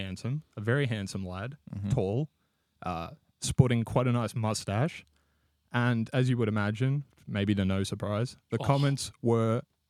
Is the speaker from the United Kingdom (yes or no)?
no; Sunbury, Victoria, Australia; There is one in my hometown in Sunbury in Victoria.